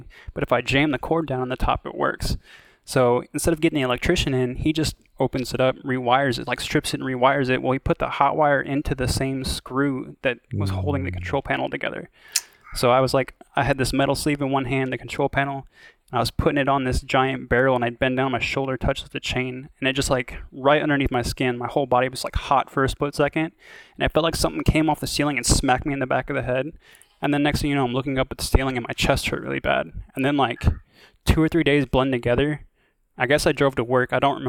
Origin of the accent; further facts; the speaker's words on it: Iowa, United States; moved away; I'm from Iowa originally.